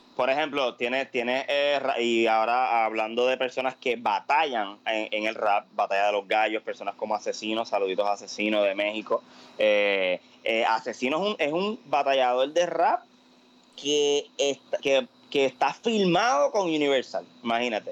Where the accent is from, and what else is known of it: Puerto Rico